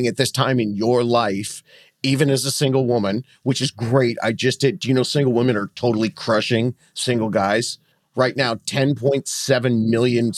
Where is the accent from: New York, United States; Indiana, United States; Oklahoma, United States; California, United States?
California, United States; Southern; I'm from Southern California